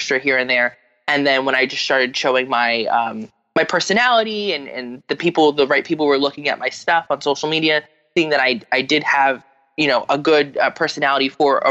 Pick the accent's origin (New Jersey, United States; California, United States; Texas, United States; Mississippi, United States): New Jersey, United States; from New Jersey